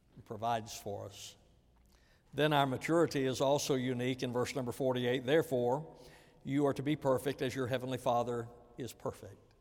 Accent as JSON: {"language": "English", "region": "the American South", "country": "United States", "said": "especially as a Southerner"}